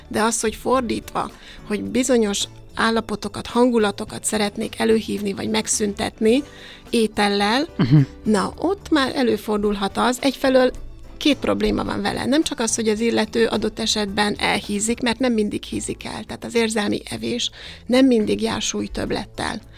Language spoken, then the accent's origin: Hungarian; Hungary